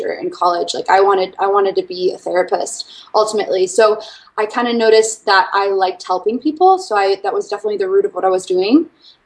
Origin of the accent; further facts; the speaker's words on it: Washington, District of Columbia, United States; moved away as an adult; also born or lived in Arkansas; I am originally from Washington, D.C. area